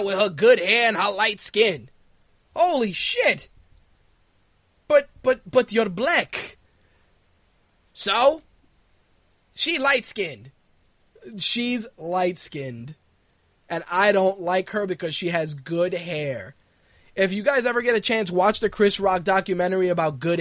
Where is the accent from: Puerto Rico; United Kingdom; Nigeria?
Puerto Rico; Puerto Ricans